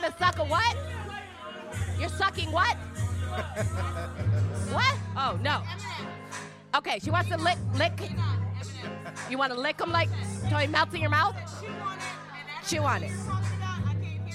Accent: Michigan, United States; now in Florida, United States; I'm from Michigan

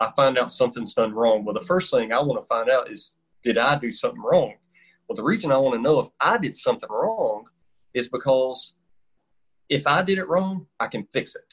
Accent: North Carolina, United States; I've been in North Carolina my whole life, and everybody could tell as soon as I open my mouth, they know I'm from North Carolina.

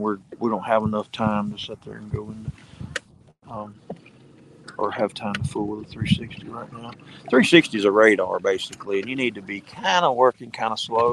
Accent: United States; I grew up on the Mississippi River

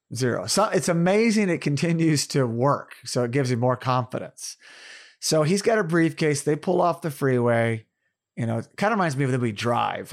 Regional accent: Tulsa, Oklahoma, United States; Born in Tulsa, Oklahoma, my hometown

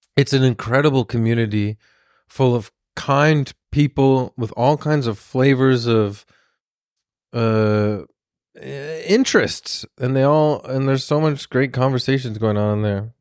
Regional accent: Toronto, Ontario, Canada; I'm from Toronto

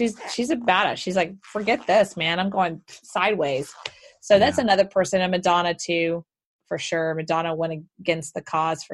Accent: Houston, Texas, United States; moved away; Houston, Texas.

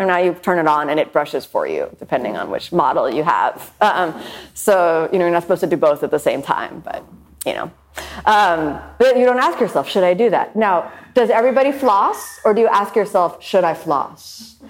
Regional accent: Miami, Florida, United States; A lot of people ask me where I'm from. I'm from Miami.

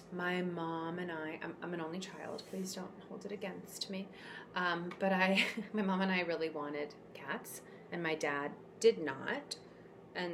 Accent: Seattle, Washington, United States; moved away as an adult; also born or lived in Chicago; I moved away from home when I was 18. I moved from the Seattle area to Chicago, where I went to school.

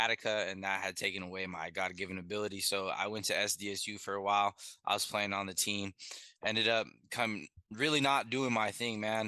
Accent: San Diego, California, United States; I'm born and raised in San Diego, California

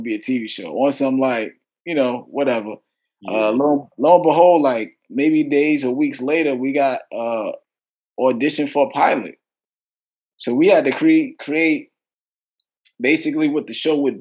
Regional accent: New York City, New York, United States; moved away as an adult; now in Florida, United States; I'm from Brooklyn, man. I'm from Kensington, Brooklyn. And yeah, man, that's where I'm from originally. And, you know, I'm in Florida now

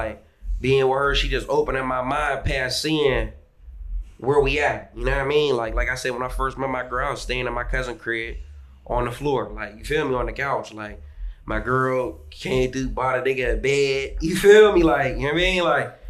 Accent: Sharon, Pennsylvania, United States; I'm from Sharon, Pennsylvania. It's like

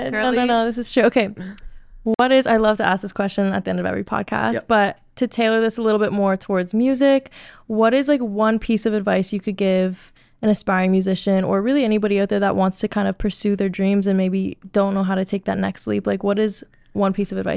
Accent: Canada; You guys are so polite. We're Canadian, eh?

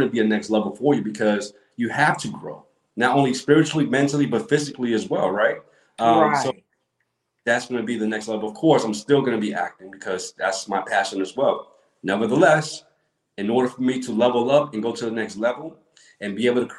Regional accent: New York City, New York, United States; moved away as an adult; now in Atlanta, United States; I grew up, you know, I'm from Brooklyn, New York. So I grew up watching Spraga, you know, New York, Brooklyn.

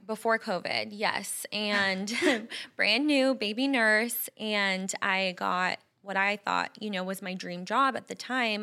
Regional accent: Bay Area, California, United States; moved away as an adult; also born or lived in Phoenix valley, Arizona; now in Scottsdale, United States; we're both from California, the Bay Area, and we both moved away. We're here now

